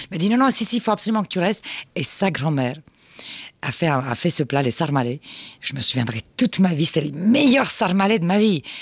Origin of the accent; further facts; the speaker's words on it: Constanța, Constanța County, Romania; born there; Je suis, plus, je suis né plus exactement à Constanța, mais de la région de Dobrogea.